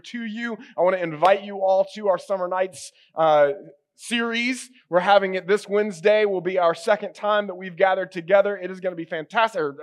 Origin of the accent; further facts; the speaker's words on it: United States; I am an American